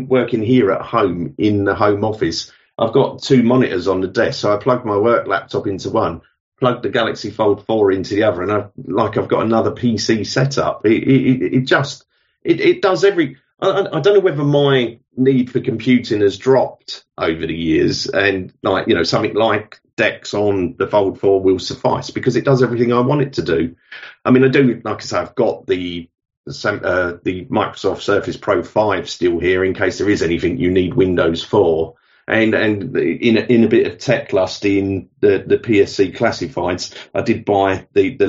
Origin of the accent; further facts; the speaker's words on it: London, United Kingdom; moved away as an adult; now in King's Lynn, United Kingdom; But as you could probably tell, I wasn't born here. I was born in London originally, and we moved about 20 years ago now. So we moved out of London. I'm 55 now.